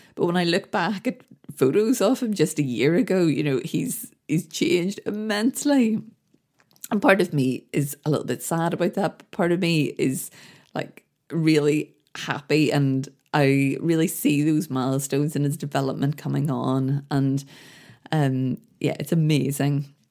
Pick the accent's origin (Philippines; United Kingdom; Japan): United Kingdom; Belfast, Northern Ireland; when I grew up in Belfast, the place I lived, the street I grew up in, had a real community feel